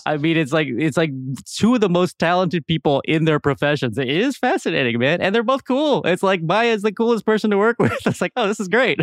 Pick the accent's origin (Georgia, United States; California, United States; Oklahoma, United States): California, United States; Southern; I grew up in Southern California